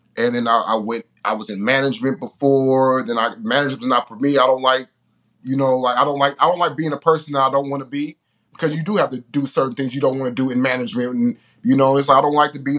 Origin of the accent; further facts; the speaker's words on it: Richmond, California, United States; I'm from Richmond